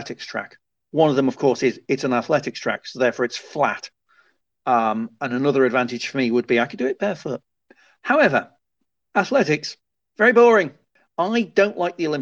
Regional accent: Liverpool, North West England, United Kingdom; I grew up in Liverpool

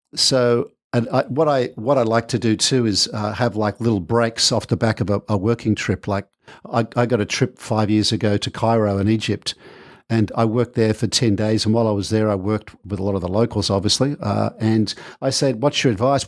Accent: Manly, New South Wales, Australia; also born or lived in United Kingdom; I was born in Manly Hospital.

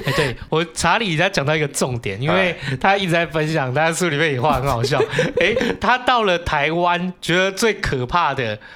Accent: Hong Kong; now in Taiwan; 我们香港人来到台湾

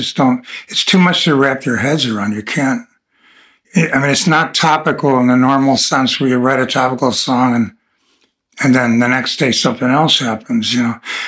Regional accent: Buffalo, New York, United States; I was from Buffalo, New York

